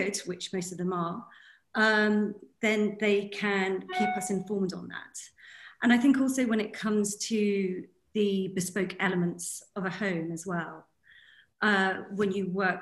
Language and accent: English; United Kingdom; moved away as an adult; now in The Hague, Netherlands; I'm a British interior designer, but I'm based in the Netherlands in The Hague